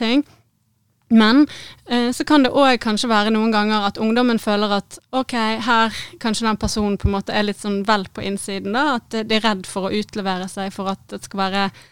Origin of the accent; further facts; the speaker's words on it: Bergen, Vestland, Norway; moved away as an adult; also born or lived in Syria / Middle East; jeg er født og oppvokst i Bergen